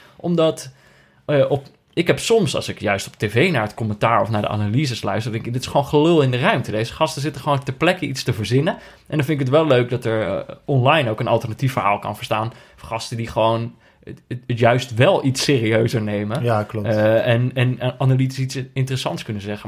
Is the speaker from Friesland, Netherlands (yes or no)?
no; Veldhoven, North Brabant, Netherlands; moved away; also born or lived in Amsterdam; Ik, ben natuurlijk opgegroeid in, eh, in, in, in Veldhoven. En dat is hmm. vlakbij Eindhoven.